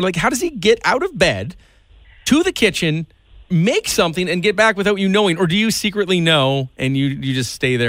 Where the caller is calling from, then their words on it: Canada; I'm calling from Canada